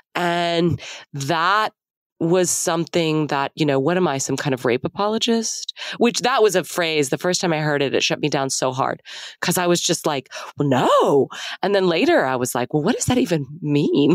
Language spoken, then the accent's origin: English; Dallas, Texas, United States; also born or lived in Austin; I grew up in Dallas in a pretty conservative part of the city in the 80s